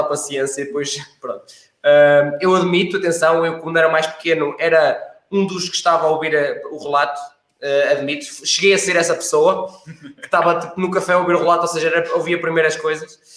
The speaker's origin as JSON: {"language": "Portuguese", "country": "Portugal", "said": "que sou da Oliveira das Mães"}